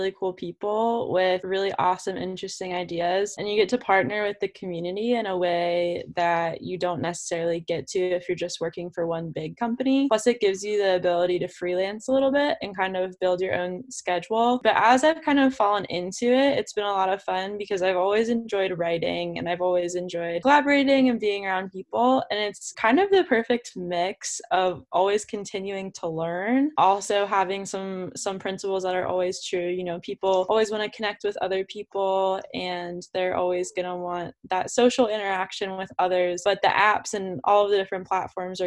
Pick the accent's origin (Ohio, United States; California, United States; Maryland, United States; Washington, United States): Maryland, United States; Baltimore; also born or lived in Virginia; I am from Baltimore. I grew up there. I, you know, raised there all my life